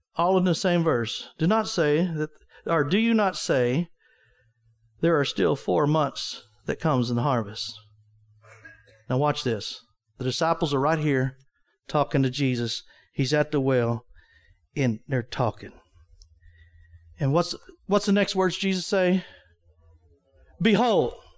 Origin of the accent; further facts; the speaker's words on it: Wichita Falls, Texas, United States; moved away; I was from Wichita Falls, Texas